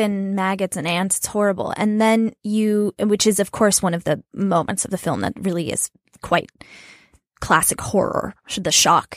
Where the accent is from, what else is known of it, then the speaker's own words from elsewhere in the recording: New Mexico, United States; I'm from New Mexico